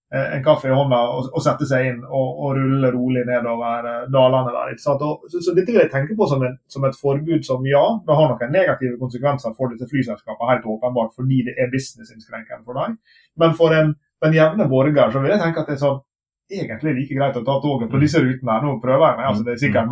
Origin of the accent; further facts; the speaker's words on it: Sunnmøre coast, Møre og Romsdal, Norway; moved away; also born or lived in Bergen; bodde på uh, sunnmørskysten, der jeg kommer fra